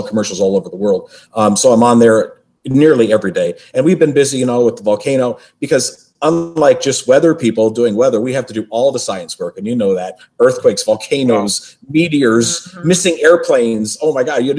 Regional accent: Nebraska, United States; moved away; also born or lived in Buffalo, New York; I was born in Buffalo, but grew up in Nebraska. Yeah, so I really claim Nebraska as home

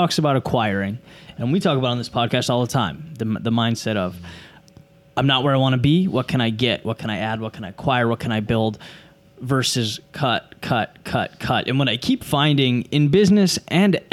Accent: California, United States; moved away; There was a Disneyland where I grew up in California

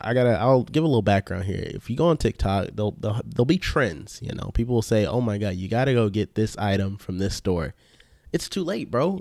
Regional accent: the South, United States; we're from the South

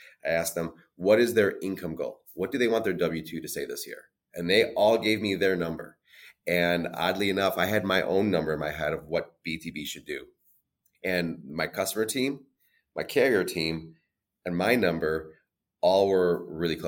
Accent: Illinois, United States; I'm born and raised in Illinois

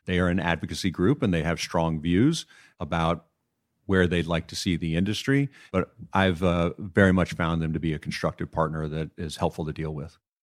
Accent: Beaumont, Texas, United States; also born or lived in Manhattan, New York; now in Connecticut, United States; where I grew up in Beaumont, Texas, we were all Boy Scouts.

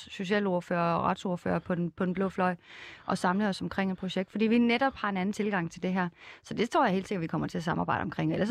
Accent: Odense, Southern Denmark, Denmark; Odense, hvor jeg kommer fra

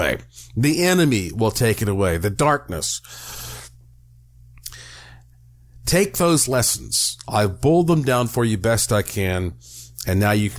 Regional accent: Western North Carolina, United States; growing up in Western North Carolina

